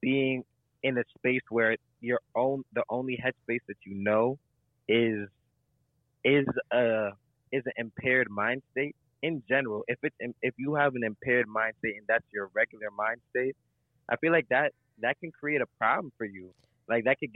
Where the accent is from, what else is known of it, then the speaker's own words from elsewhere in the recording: New York City, New York, United States; as a New Yorker